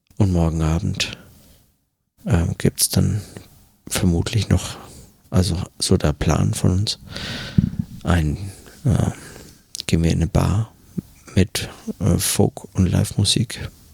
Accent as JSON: {"language": "German", "country": "Germany", "moved": "yes", "lives_now": "New York, United States", "said": "bei uns in Deutschland"}